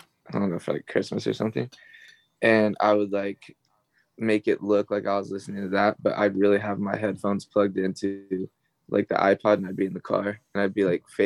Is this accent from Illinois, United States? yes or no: no; Texas, United States; I grew up in Texas